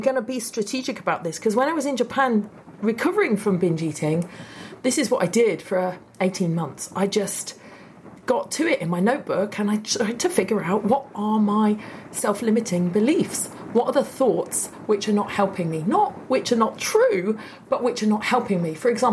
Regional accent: United Kingdom; I'm a Brit

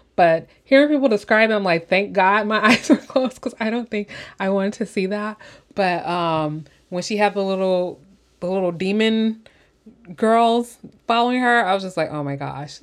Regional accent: Illinois, United States; now in California, United States; I'm from Illinois, and we do have those towns in, um, Illinois, like, Southern Illinois

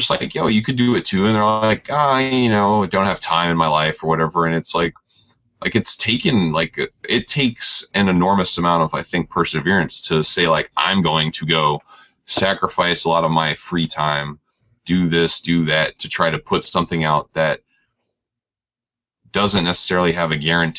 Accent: New York, United States; I'm from New York

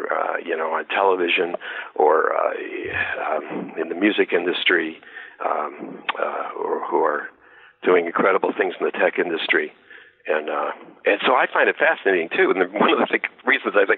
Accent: Detroit, Michigan, United States; I'm from Detroit.

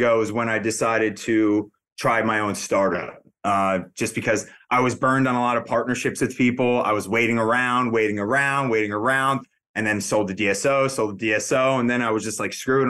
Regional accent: New Jersey, United States; also born or lived in Massachusetts; Born and raised in Jersey

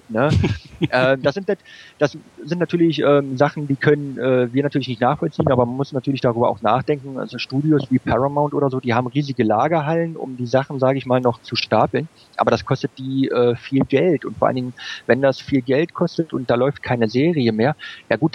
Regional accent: Hanover, Lower Saxony, Germany; So als Hannoveraner, denke ich, muss ich da auf jeden Fall dieses Jahr mal hin.

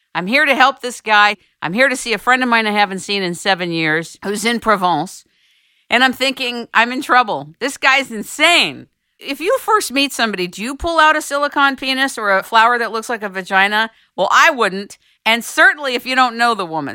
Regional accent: United States

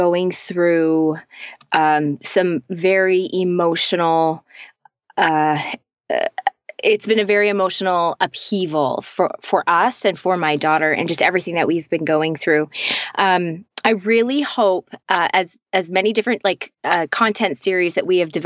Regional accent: Canada; also born or lived in Toronto area, Canada / Nashville; I'm Canadian and we live just outside. We live in a city just outside of Toronto

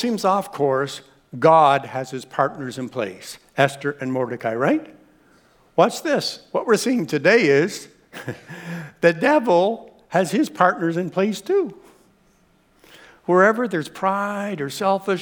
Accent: Canada; we're Canadian

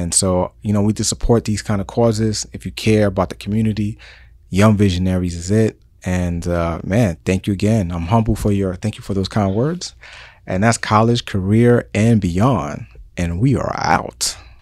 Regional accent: New York City, New York, United States; moved away; And I'm from New York City

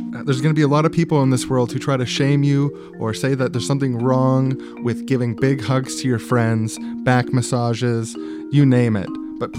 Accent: Canada

